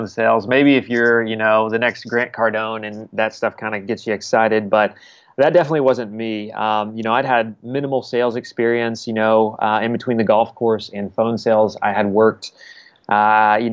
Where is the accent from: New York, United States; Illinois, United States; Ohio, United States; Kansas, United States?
Kansas, United States; Wichita; now in Kansas City, United States; I grew up in Wichita, Kansas